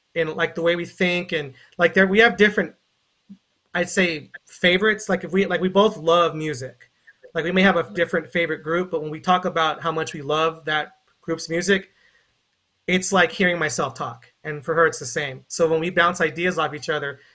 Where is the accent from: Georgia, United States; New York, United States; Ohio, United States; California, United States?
California, United States; Carson; I'm from Carson, California